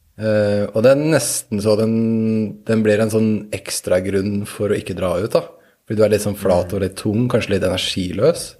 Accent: Norway; vi som nordmenn

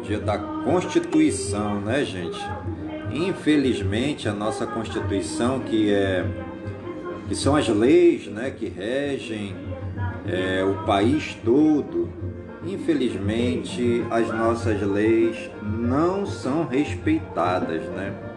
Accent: Careiro da Várzea, Amazonas, Brazil; Careiro, minha terra natal, né? Eu nasci no Careiro

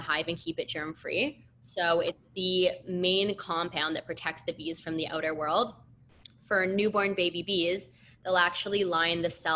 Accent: Canada; I'm from Canada and I did university in Canada

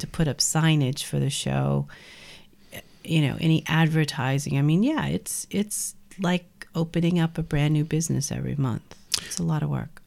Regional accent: New Orleans, Louisiana, United States; also born or lived in Brooklyn; now in Cold Spring, United States; growing up in New Orleans

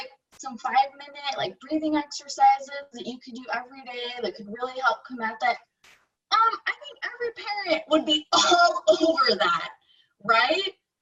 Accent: Kansas City, Missouri, United States; moved away as an adult; also born or lived in Washington, D.C.; I live in Kansas City. I'm from Kansas City originally, but I've actually lived all over the place

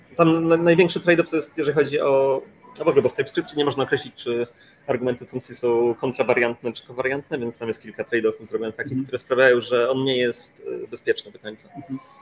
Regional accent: Gdańsk, Pomeranian Voivodeship, Poland; Ja jestem z Gdańska i siedzę teraz w hotelu w Gdańsku

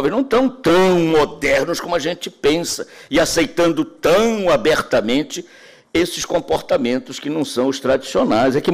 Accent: Bahia, Brazil; Não estou falando mal da Bahia, que eu sou baiano. Baiano de coração.

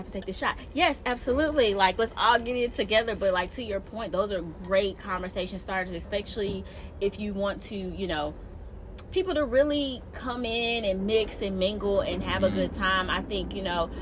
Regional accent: Alabama, United States; I'm from Alabama, so I'm very, very, very, very Southern

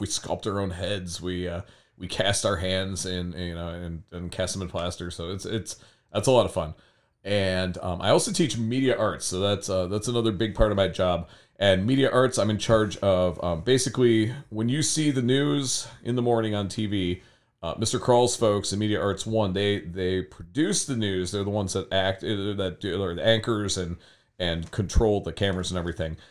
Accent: Berea, Ohio, United States; also born or lived in Fairview Park, Ohio; I was born in Fairview Park, which is super west side. And then I grew up in Berea

